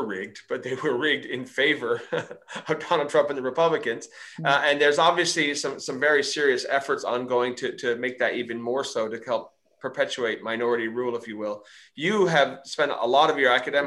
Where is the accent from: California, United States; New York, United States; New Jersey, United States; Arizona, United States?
Arizona, United States; my home state of Arizona